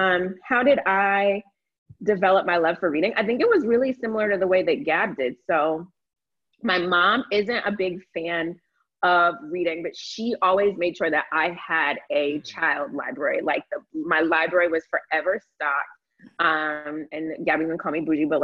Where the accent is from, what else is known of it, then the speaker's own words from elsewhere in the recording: Florida, United States; moved away as an adult; also born or lived in North Carolina; I grew up in Florida too.